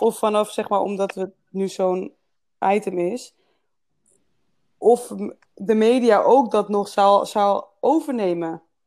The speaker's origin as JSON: {"language": "Dutch", "country": "Netherlands", "said": "ik kom gewoon wel uit, Nederland"}